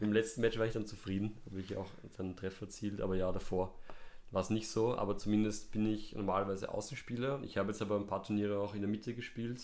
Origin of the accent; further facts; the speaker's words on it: Vienna, Austria; Ich bin in Hütteldorf aufgewachsen, gar nicht so weit weg vom Hanapi-Stadion